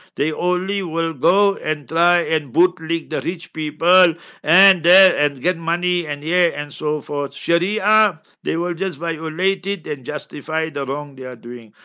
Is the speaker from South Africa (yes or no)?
yes; Heidelberg, Gauteng, South Africa; moved away; I'm born and bred in Heidelberg, Heidelberg, yeah, in Transvaal, Gauteng